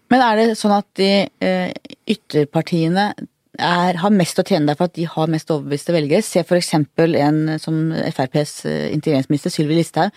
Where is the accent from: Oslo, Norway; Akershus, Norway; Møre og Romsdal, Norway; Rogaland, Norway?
Oslo, Norway; Jeg er også fra Manglerud, gikk på Katta